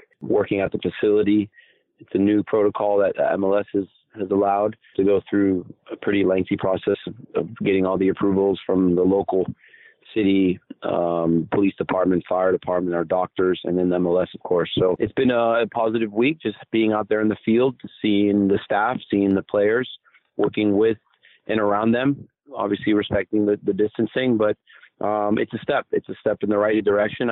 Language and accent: English; Miami, Florida, United States; I grew up in Miami, Florida